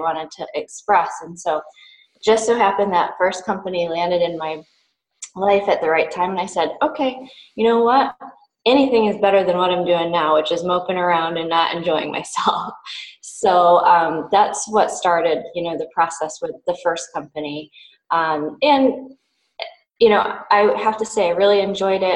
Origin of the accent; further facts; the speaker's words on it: Western New York, United States; also born or lived in East Coast; now in Hawaii, United States; I come from Western New York, but have kind of moved around the East Coast for school and other purposes and landed myself in Hawaii